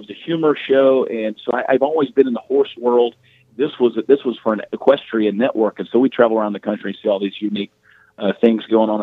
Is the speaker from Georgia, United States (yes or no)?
yes; Georgia, United States; moved away as an adult; now in Texas, United States; I've been in Texas for the last 20 years, but I grew up in the state of Georgia